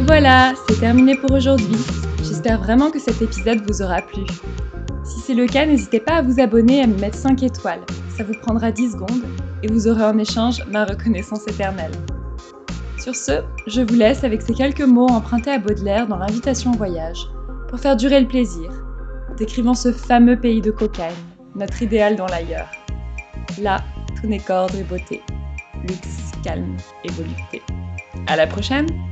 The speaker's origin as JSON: {"language": "French", "country": "France", "also_born_or_lived": "Shanghai", "moved": "yes", "said": "en tant que Française"}